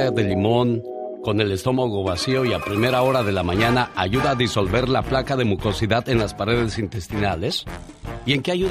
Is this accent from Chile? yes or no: no; León, Guanajuato, Mexico; moved away; Un día salí de León, Guanajuato pero León, Guanajuato nunca salió